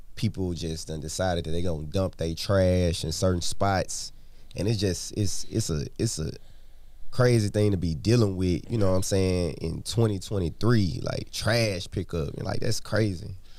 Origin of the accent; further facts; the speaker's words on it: Madison County, Mississippi, United States; also born or lived in Jackson, Mississippi; I grew up in Madison County